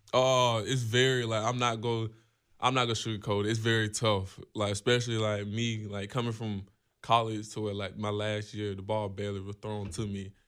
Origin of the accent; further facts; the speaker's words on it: Georgia, United States; growing up in Georgia